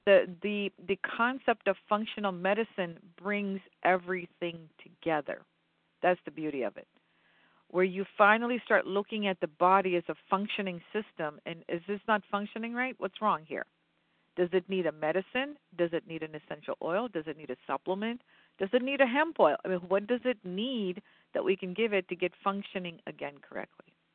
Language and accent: English; western Pennsylvania, United States; also born or lived in India; I'm a western Pennsylvania girl.